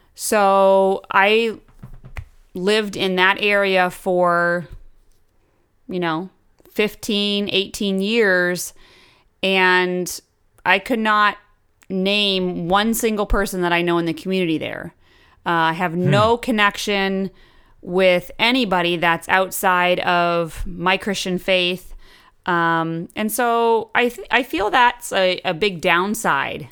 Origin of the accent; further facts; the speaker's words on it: Brunswick, Maine, United States; also born or lived in Oregon; I grew up in um, the small town of Brunswick, Maine, and I moved actually from Oregon when I was five